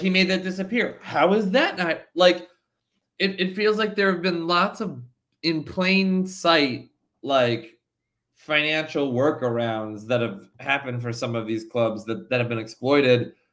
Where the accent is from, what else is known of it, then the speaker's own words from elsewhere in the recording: New Jersey, United States; I'm from New Jersey